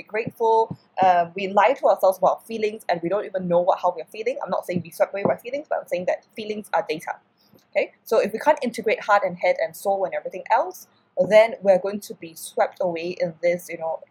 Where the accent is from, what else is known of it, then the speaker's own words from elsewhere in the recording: Singapore; I come from Singapore, I live in Singapore right now